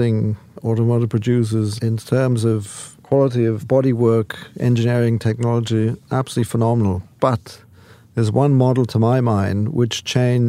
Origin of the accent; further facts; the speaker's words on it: United Kingdom; moved away; as a Brit.